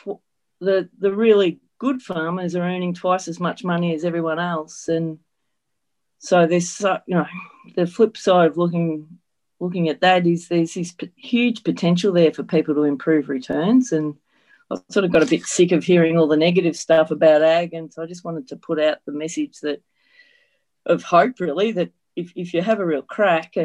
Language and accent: English; northern Victoria, Australia; I grew up on our family. Farm is still operational here in northern Victoria